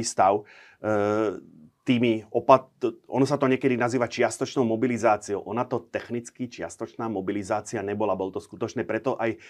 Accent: Nová Baňa, Banská Bystrica Region, Slovakia; v mojom rodnom meste v Novej Bani

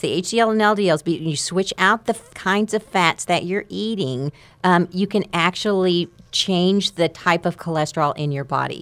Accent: Amarillo, Texas, United States; I'm from Amarillo

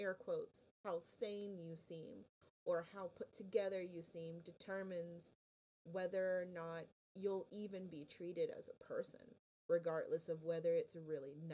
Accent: West Palm Beach, Florida, United States; I'm from South Florida, kind of around your neck of the woods, actually, from West Palm Beach area

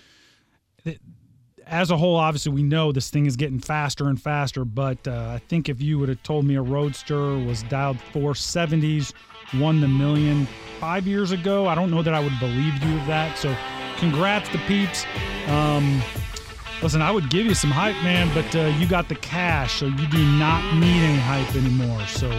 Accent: Southern Illinois, United States; now in Indianapolis, United States; I was raised in Southern Illinois.

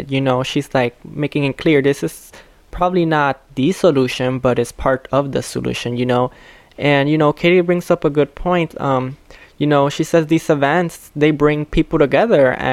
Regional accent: Chicago, Illinois, United States; I wasn't raised in Pilsen. I was raised here in Little Village, but I was aware of Pilsen and I was aware of like its you know Mexican culture or Latinx culture

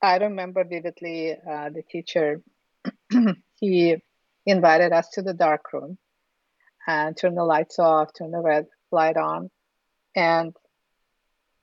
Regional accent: Ufa, Bashkortostan, Russia; English is a second language; moved away; I was born in Russia, in Republic of Bashkortostan, in Ufa, which is the capital of Bashkortostan

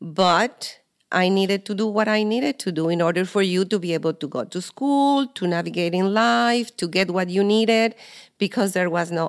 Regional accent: Mexico; moved away; I am Maribel's mother and I was born in Mexico.

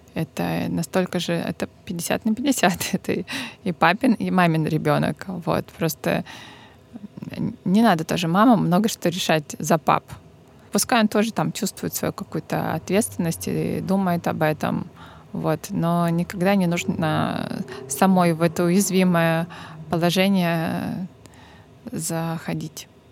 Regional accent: Novorossiysk, Krasnodar Krai, Russia; moved away; моего родного города

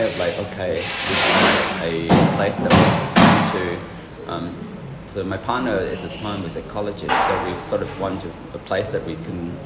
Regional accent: Hanoi, Vietnam; English is a second language; moved away as an adult; also born or lived in Wellington, New Zealand; now in Australia; I was born in Hanoi. My parents are still there, and most of my family is still there

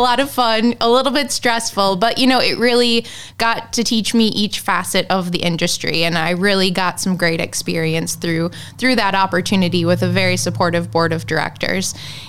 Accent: Sturgeon Bay, Wisconsin, United States; also born or lived in Madison, Wisconsin; So I was born and raised right in Sturgeon Bay on the west side and attended Sturgeon Bay High School as well throughout my high school career.

